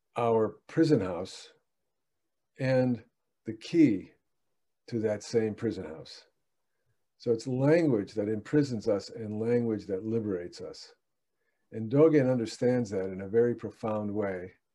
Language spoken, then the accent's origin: English; United States; English speaking American